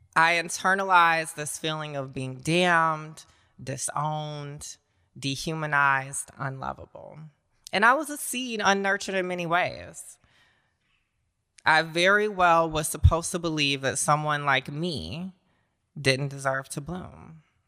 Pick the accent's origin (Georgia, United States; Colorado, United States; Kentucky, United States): Georgia, United States; Augusta; accent: Southern; moved away; when I was a kid growing up in Augusta, Georgia, if you can't tell from the accent yet, I'm a Southern girl